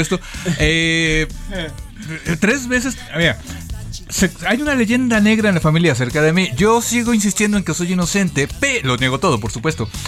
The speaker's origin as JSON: {"language": "Spanish", "region": "Mexico City", "country": "Mexico", "said": "pues de la Ciudad de México"}